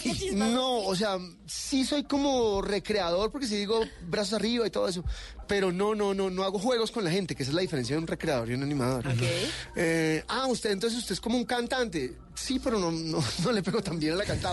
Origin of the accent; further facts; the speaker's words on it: Barranquilla, Atlántico, Colombia; Nací en Barranquilla Atlántico, aunque no parezca.